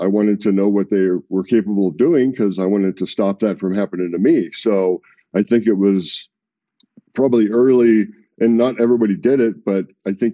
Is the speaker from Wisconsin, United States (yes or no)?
no; Alaska, United States; also born or lived in California; I was born in California. I grew up in Alaska.